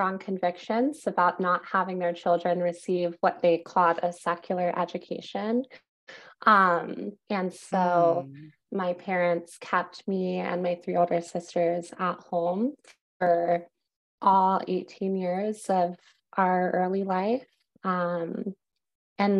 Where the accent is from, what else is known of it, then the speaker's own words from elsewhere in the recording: Wake Forest, North Carolina, United States; moved away as an adult; also born or lived in Greensboro, North Carolina; now in New York City, United States; I grew up in Wake Forest, North Carolina.